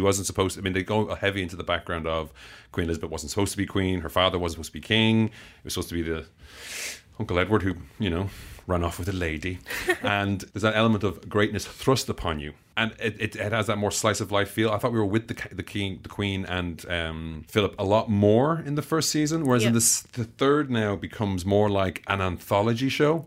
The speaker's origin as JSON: {"language": "English", "country": "Ireland", "said": "I'm not English, I'm Irish."}